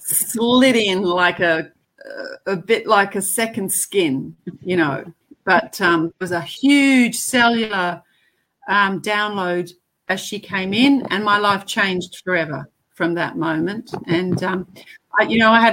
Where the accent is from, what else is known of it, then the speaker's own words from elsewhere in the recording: Te Aroha, Waikato, New Zealand; also born or lived in Africa; I was born in Africa and spent the first 8 years there, and then my parents immigrated to New Zealand, and they actually settled in a town in the middle